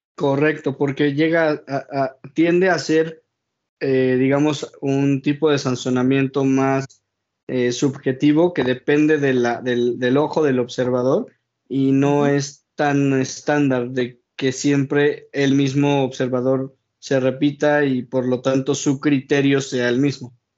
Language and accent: Spanish; Mexico; como mexicano